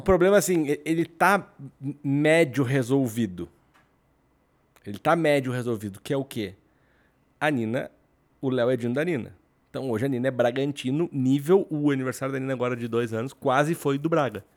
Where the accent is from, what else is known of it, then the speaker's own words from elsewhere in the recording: Rio Grande do Sul, Brazil; Eu sou do Rio Grande do Sul